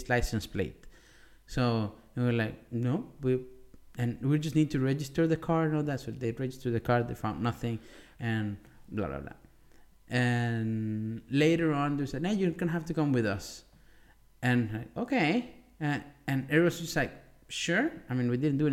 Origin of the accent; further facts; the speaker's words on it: Maracaibo, Zulia, Venezuela; moved away; it's Maracaibo, my hometown